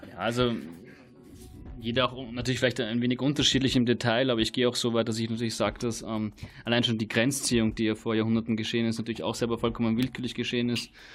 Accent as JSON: {"language": "German", "country": "Austria", "moved": "yes", "lives_now": "Berlin, Germany", "said": "ich komm auch aus Österreich"}